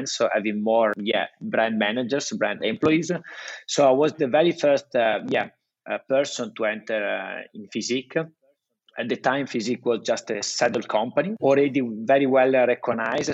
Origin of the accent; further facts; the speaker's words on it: Italy; accent: Italian; English is a second language; I just keep my Italian accent.